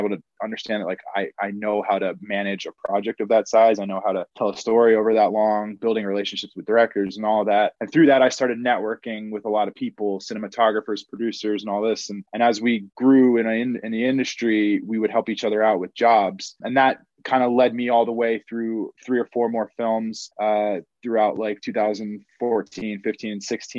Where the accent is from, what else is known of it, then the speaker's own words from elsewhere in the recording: Vermont, United States; moved away as an adult; also born or lived in Los Angeles; I'm from Vermont, so I'm from a really small state